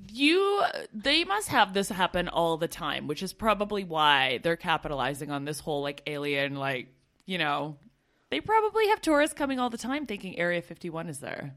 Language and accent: English; Canada; moved away as an adult